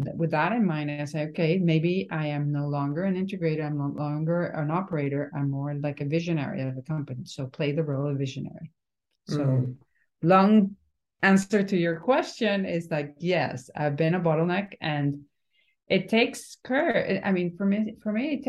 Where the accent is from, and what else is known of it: Venezuela; born or raised there; now in Miami, United States